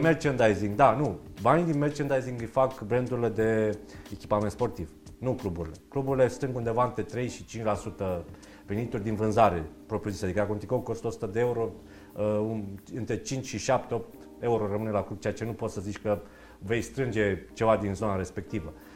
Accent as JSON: {"language": "Romanian", "country": "Romania", "said": "Noi ca români"}